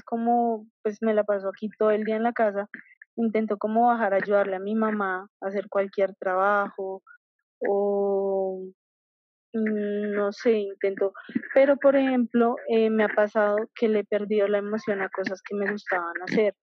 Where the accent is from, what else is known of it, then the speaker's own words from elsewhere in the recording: Colombia; yo soy de Colombia